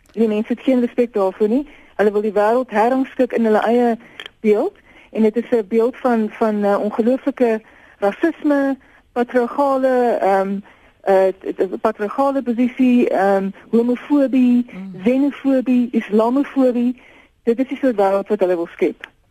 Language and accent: Afrikaans; South Africa